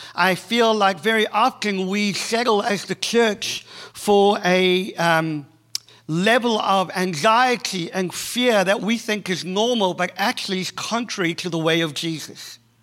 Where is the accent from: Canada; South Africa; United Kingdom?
South Africa; accent: South African; moved away as an adult; now in Boston, United States; I'm South African, uh, born and bred. If you haven't figured out that the accent is not Australian, it is South African.